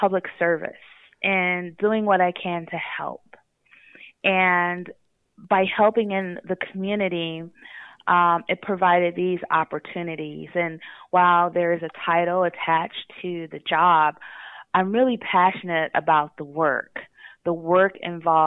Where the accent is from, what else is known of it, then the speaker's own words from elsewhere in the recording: Los Angeles, California, United States; moved away as an adult; now in Lemon Grove, United States; I am originally from the Los Angeles area, born and raised